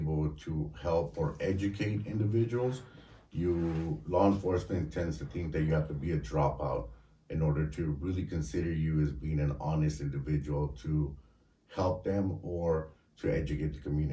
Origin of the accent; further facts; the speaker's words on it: Santa Barbara, California, United States; also born or lived in Mexico / Goleta / Isla Vista; I came here at an early age, say around 5 or so